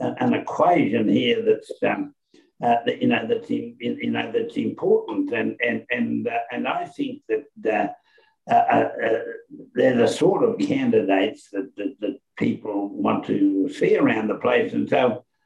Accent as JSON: {"language": "English", "town": "Toowoomba", "region": "Queensland", "country": "Australia", "tie": "born or raised there", "also_born_or_lived": "Lyndhurst? (Lynnville), Queensland", "said": "that's my hometown, Toowoomba. I grew up after I left the little town of Lynnville. I went to Toowoomba"}